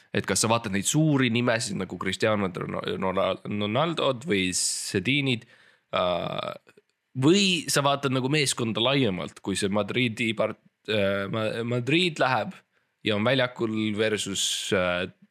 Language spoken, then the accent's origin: Estonian; Estonia; ma olen eestlane